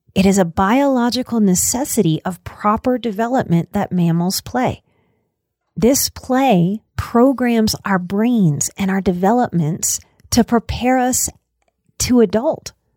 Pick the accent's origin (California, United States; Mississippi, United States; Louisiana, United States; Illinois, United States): Louisiana, United States; New Orleans; moved away as an adult; also born or lived in Colorado Rocky Mountains; now in Colorado, United States; in Louisiana and in New Orleans, we love us some old cemeteries. So I grew up going to cemeteries.